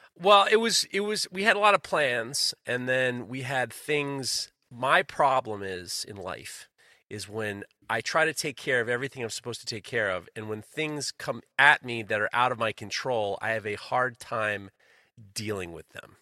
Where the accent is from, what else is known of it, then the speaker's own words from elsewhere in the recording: New York City, New York, United States; moved away; I grew up in New York City